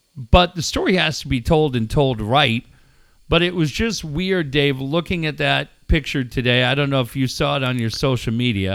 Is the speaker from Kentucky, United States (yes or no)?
no; Encinitas, California, United States; Encinitas and Cardiff is a really small, tight-knit community. And my hometown is brokenhearted tonight.